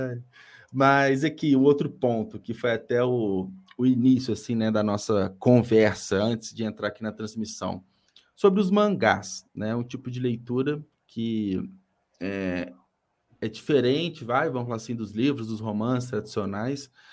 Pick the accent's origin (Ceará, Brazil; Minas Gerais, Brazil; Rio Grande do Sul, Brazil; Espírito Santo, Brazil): Minas Gerais, Brazil; Belo Horizonte; eu sou da capital, né? Sou de BH